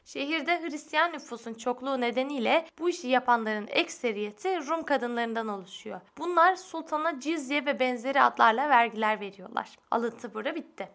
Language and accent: Turkish; Sinop, Turkey; Ben de Sinopluyum